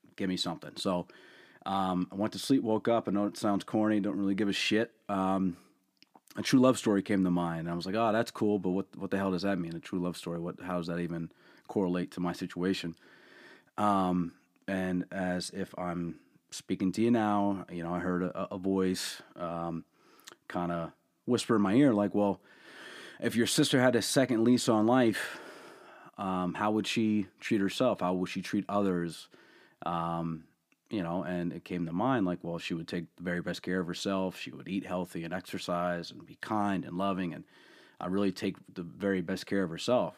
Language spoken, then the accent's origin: English; Allentown, Pennsylvania, United States; born and raised in Allentown